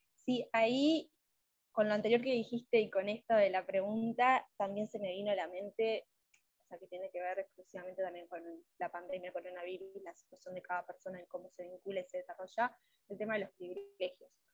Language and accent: Spanish; Uruguay; soy de Uruguay